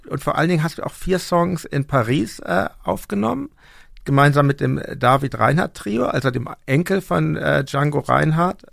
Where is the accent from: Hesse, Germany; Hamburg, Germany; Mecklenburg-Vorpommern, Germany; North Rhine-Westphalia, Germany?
Hamburg, Germany; also born or lived in Berlin; ich bin Deutscher und ich bin Hamburger